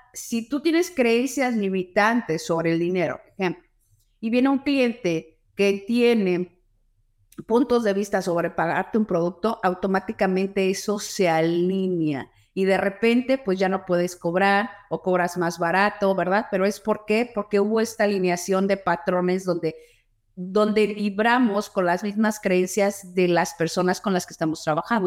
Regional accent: Mexico City, Mexico; moved away as an adult; also born or lived in Los Angeles, California; now in Houston, United States; nací en Los Ángeles, California, nací, pero siempre me crié en la Ciudad de México, terminé la universidad y la carrera en la Ciudad de México y después me vine a Houston, Texas que es donde yo actualmente vivo

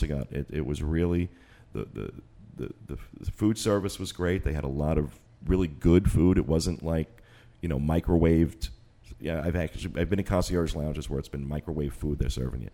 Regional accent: Northeast, United States; now in Orlando, United States; we're from the Northeast

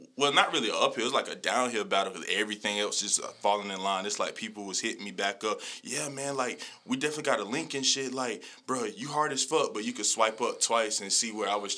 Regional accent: Colombia; Because, like, I get more love outside of Colombia than in Colombia. To this day, I'm from Colombia. I never performed in Colombia

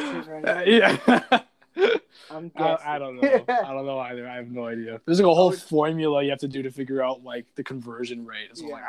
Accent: Canada; I'm Canadian, bro.

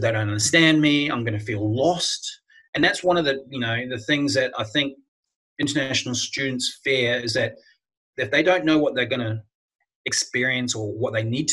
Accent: New Zealand; moved away as an adult; now in Australia; I'm not an Australian. I was born in New Zealand, but I've been living here now for 20 years

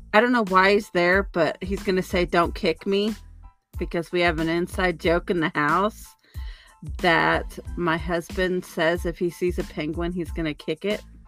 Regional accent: Oklahoma, United States; moved away; I'm originally from Oklahoma

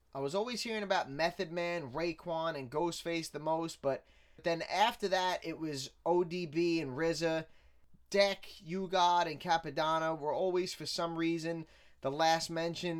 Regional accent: New York City, New York, United States; I grew up in Staten Island

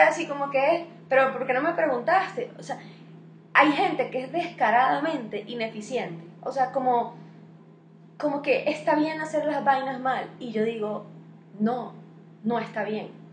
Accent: Venezuela; now in Colombia; los venezolanos somos como unos costeños todos

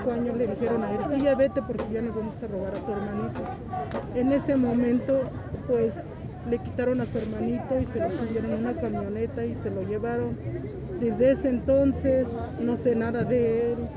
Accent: Santiago Mexquititlán, Querétaro, Mexico; moved away; also born or lived in Mexico City; Yo soy estado de Querétaro, Santiago Mezquititlán.

